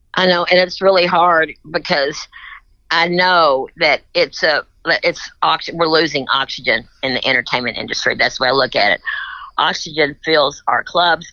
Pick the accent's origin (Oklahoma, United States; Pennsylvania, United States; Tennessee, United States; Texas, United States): Tennessee, United States